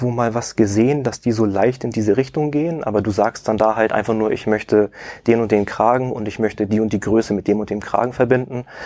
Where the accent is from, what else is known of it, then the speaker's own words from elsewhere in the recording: Elmshorn, Schleswig-Holstein, Germany; ich wohne hier in der Nähe an Hamburg. Ich komme aus Emshorn.